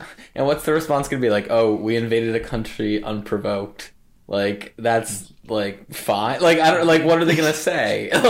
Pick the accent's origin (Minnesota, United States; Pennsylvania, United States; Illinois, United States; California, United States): Pennsylvania, United States; Philadelphia; born or raised there